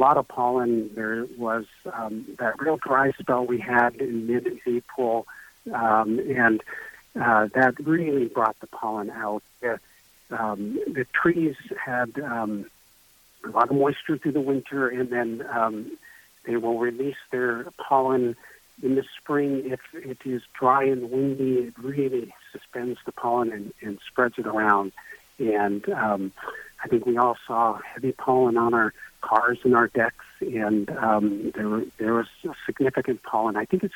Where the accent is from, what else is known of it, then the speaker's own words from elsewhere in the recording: Belmont, United States; also born or lived in Arizona; I grew up in Belmont, trained in various places, and actually practiced in Arizona for a number of years before relocating back here.